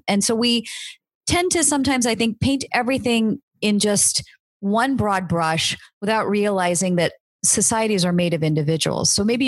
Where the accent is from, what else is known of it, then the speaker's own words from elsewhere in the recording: United States; I was born and raised in the United States